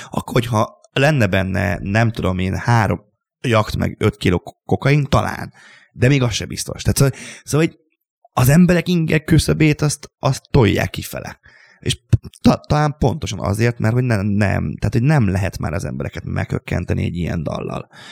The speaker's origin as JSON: {"language": "Hungarian", "country": "Hungary", "tie": "born or raised there", "said": "a Papkeszi utcában, ahol én, én, felnőttem, egy szobakonyhában"}